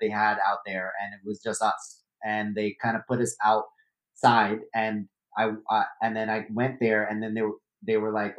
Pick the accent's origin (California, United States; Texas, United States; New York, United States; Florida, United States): New York, United States; New York City; I was born and raised in Brooklyn